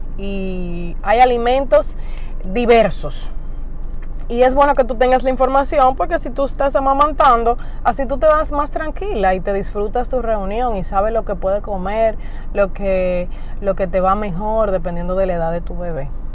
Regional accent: Dominican Republic; aquí en mi país, República Dominicana

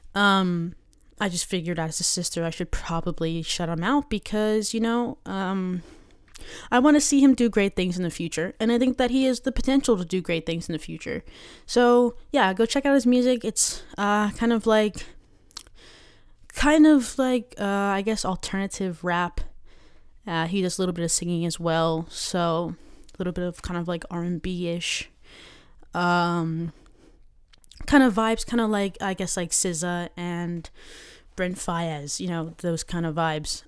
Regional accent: Maryland, United States; I'm from Maryland.

